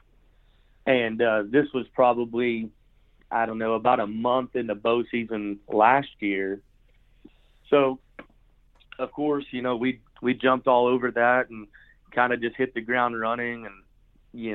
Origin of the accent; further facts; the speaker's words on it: United States; I grew up in Lincoln County